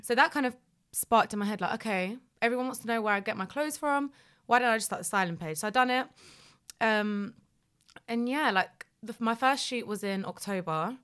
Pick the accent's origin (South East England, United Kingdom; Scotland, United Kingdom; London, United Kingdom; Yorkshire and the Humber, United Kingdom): London, United Kingdom; also born or lived in Poland / Leicester; I'm from North London